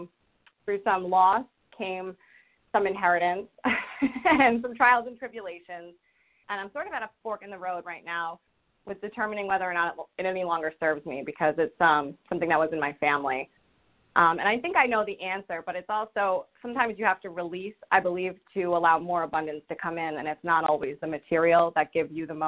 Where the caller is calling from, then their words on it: Rhode Island, United States; I'm calling from Rhode Island.